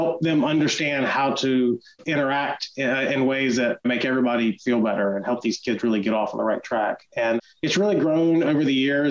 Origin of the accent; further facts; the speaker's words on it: Chesapeake, Virginia, United States; moved away; We grew up actually in Chesapeake